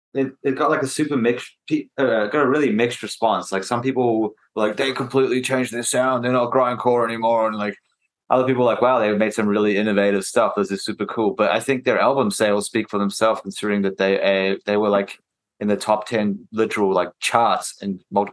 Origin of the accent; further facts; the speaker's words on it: Australia; And I said I was from Australia and everyone cheered.